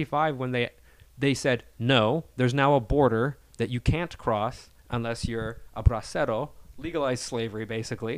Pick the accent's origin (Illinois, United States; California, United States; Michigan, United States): California, United States; Salinas; I'm from Salinas.